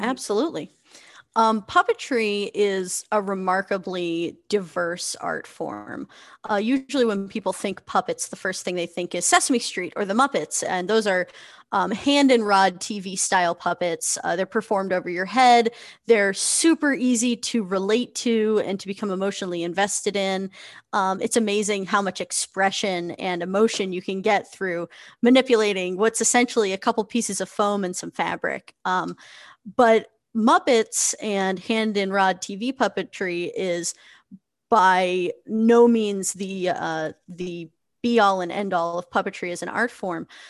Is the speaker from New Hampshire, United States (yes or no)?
yes; New Hampshire, United States; also born or lived in Connecticut; I am a puppeteer from New Hampshire, which is on the east coast